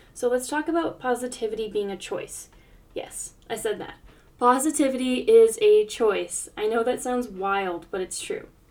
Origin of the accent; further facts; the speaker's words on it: United States; I grew up in the States